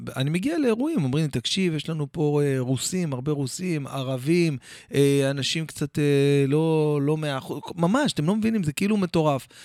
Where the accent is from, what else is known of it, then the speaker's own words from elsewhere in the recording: Jerusalem, Jerusalem District, Israel; also born or lived in Or Akiva; גדלנו שם כמה שנים, עד שעברנו לירושלים, כאילו ממש הייתי ילד